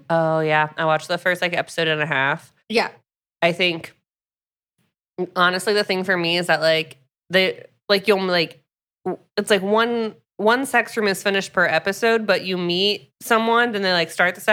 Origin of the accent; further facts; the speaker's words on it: Florida, United States; growing up in Florida, I just